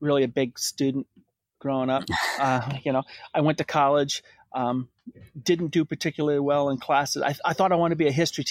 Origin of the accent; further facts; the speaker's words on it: Rhode Island, United States; moved away; I'm originally from Rhode Island, so I grew up just south of Boston. So I'm an East Coaster